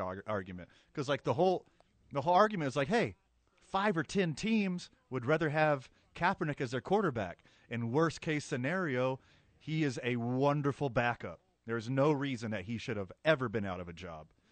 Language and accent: English; Carlsbad, New Mexico, United States; for my hometown, where I graduated high school, Carlsbad, New Mexico